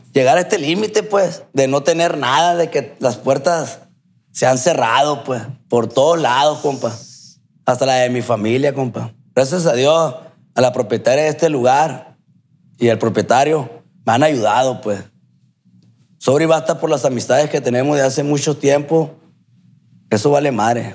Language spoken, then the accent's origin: Spanish; Culiacán, Sinaloa, Mexico; soy de aquí, de Culiacán